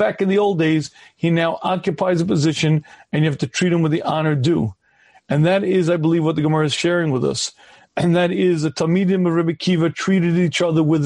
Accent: United States; I was a regular kid growing up in the United States of America

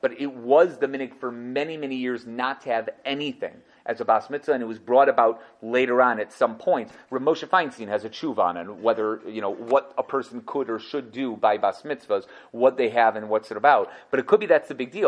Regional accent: Chicago, Illinois, United States; I was born in Weiss Memorial Hospital

